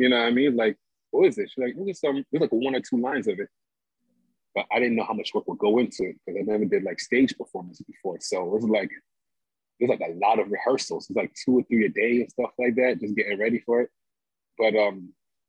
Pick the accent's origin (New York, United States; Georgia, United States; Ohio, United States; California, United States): New York, United States; New York City; also born or lived in Montreal / Houston; I'm originally from Brooklyn